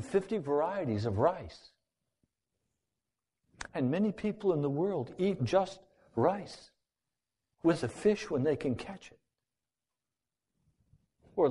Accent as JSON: {"language": "English", "country": "United States", "said": "I'm an American"}